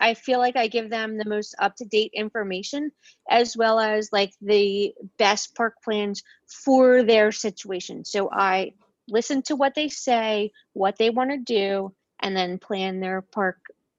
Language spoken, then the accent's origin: English; Mount Laurel, New Jersey, United States; I'm from Mount Laurel, New Jersey. It's about 30 minutes from the Philadelphia airport.